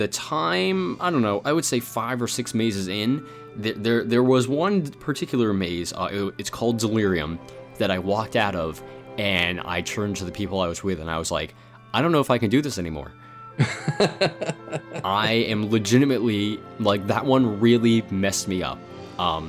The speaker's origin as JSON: {"language": "English", "region": "New Jersey", "country": "United States", "tie": "born or raised there", "moved": "yes", "said": "growing up in New Jersey, I would always go to Fright Fest at Six Flags Great Adventure"}